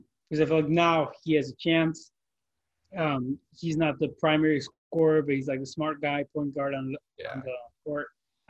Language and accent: English; Chicago, Illinois, United States; I'm from Chicago